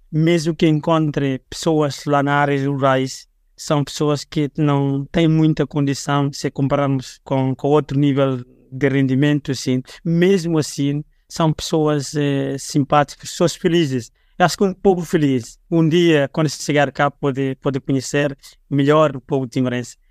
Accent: Liquiçá, Timor-Leste; now in Dili, Timor-Leste; Neste momento, eu vivo em Dili, e eu sou natural de Liquiçá

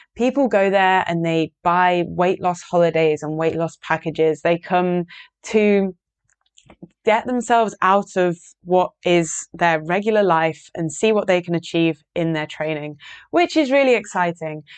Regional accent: Yorkshire and the Humber, United Kingdom; I live in Yorkshire. I'm from Yorkshire, in the north of England.

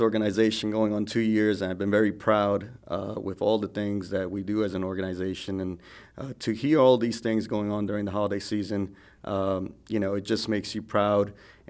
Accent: New York, United States; now in Thomasville, United States; all this holiday talk has me thinking about my childhood, growing up in New York and the cold weather.

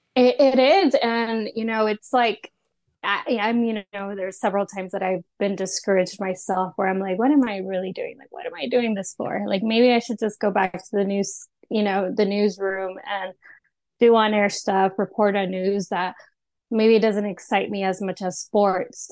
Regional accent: Austin, Texas, United States; I am from Austin

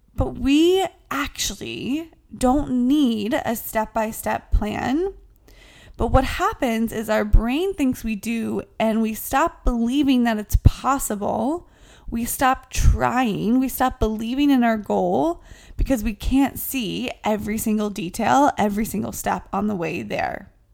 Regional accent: the South, United States; now in New York City, United States; I'm from the South.

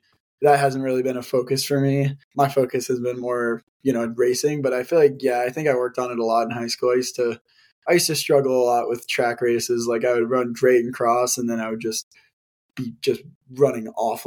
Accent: Denver, Colorado, United States; moved away as an adult; now in Anchorage, United States; I'm not from here, I'm from Denver, and so when I like moved up here

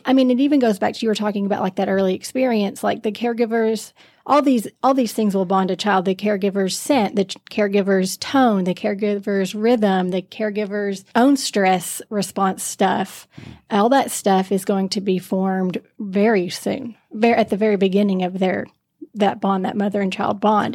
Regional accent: Knoxville, Tennessee, United States; moved away; I grew up in Knoxville, Tennessee

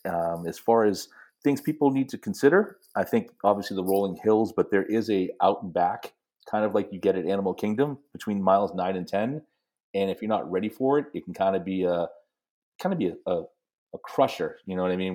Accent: New England, United States; growing up in New England

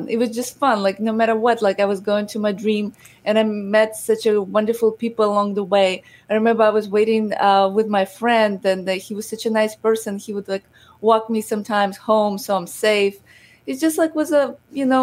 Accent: Odesa, Odesa Oblast, Ukraine; now in United States; I am originally from Ukraine, from Odessa, and I grew up in a very humble family

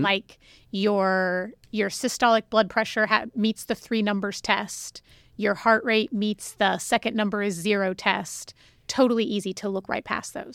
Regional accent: Ohio, United States; moved away as an adult; also born or lived in Cincinnati, Ohio / Albuquerque, New Mexico; now in Sugar Land, United States; I am from Ohio

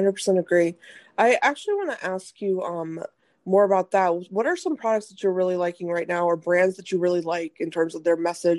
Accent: India; because, you know, as Indian, I also saw that too. You know, there's an Indian aisle for stuff.

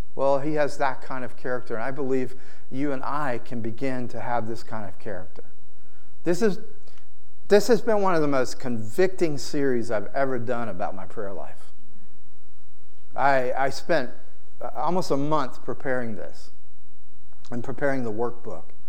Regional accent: the South, United States; I grew up in the South, it's in my DNA

